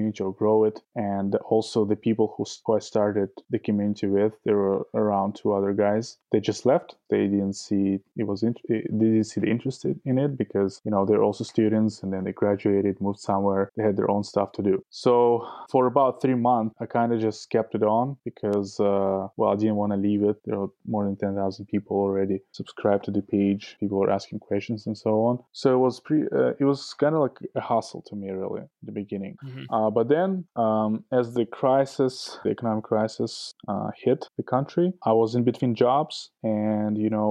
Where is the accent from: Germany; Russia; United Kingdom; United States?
Russia; Saint Petersburg; moved away; also born or lived in Toronto, Canada / Moscow, Russia; I'm originally from St. Petersburg, Russia. Family moved to Toronto, Canada, where I lived for about 7 years.